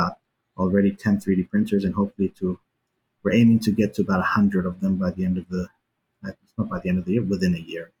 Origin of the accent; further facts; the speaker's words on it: New Zealand; also born or lived in Iran; I grew up in New Zealand, and I lived between Iran and New Zealand.